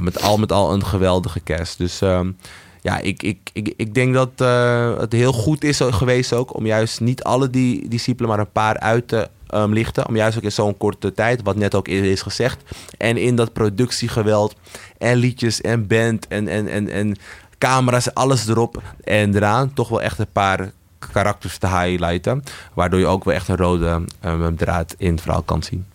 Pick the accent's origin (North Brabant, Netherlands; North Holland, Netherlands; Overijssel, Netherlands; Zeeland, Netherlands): North Holland, Netherlands; Amsterdam; ik ben dus opgegroeid in de Amsterdamse Bijlmer